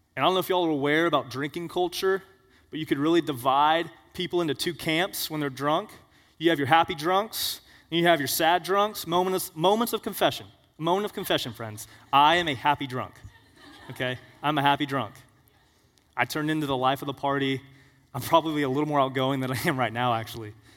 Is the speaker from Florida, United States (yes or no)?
yes; Florida, United States; We're all from Florida here